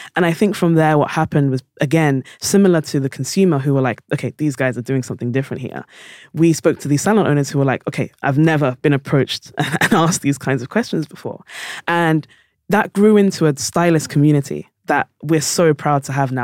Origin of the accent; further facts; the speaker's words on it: London, United Kingdom; I was born in South London